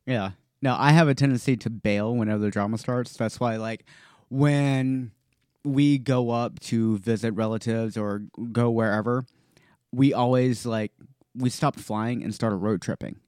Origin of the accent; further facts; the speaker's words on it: North Carolina, United States; when I was growing up in North Carolina